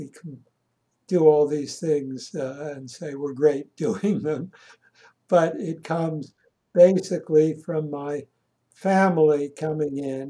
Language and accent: English; Philadelphia, Pennsylvania, United States; I grew up in Philadelphia, in Germantown